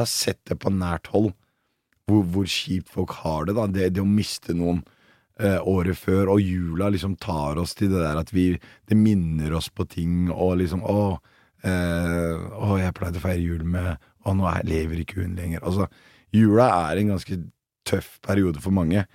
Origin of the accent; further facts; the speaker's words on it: Oslo, Norway; jeg vokste opp på Bøler, og så har jeg flytta ut